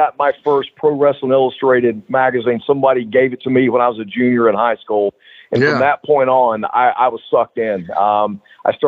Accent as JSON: {"language": "English", "town": "Concord", "region": "North Carolina", "country": "United States", "tie": "born or raised there", "also_born_or_lived": "Charlotte, North Carolina / Hendersonville, North Carolina / Greenville, South Carolina", "said": "I was born in Charlotte, North Carolina in 1962. So I'm 61 years old now. You know, I was went to school in Hendersonville, North Carolina"}